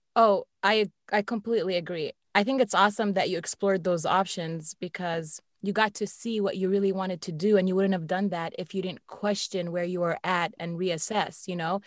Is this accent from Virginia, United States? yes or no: yes; Northern Virginia, United States; I've lived here in the Northern Virginia area my whole life.